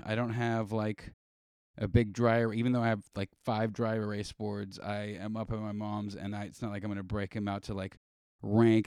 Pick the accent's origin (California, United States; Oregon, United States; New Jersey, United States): California, United States; Los Angeles; Grew up, born and raised in L